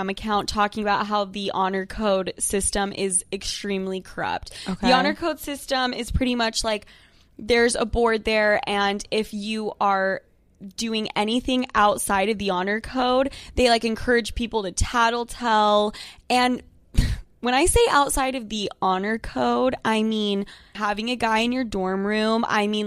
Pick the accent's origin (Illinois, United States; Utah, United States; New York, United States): Utah, United States; I'm from Utah